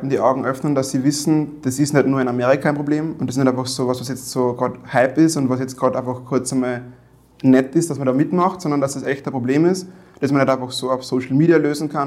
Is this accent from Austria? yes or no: yes; Weizenkirchen, Upper Austria, Austria; ich bin in Weizenkirchen aufgewachsen. Meine Mutter kommt von dort.